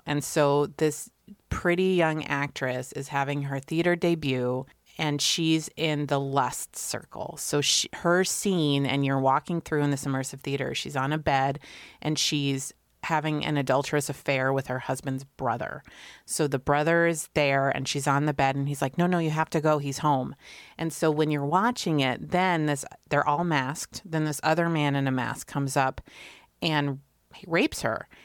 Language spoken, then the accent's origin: English; Connecticut, United States; I grew up in Connecticut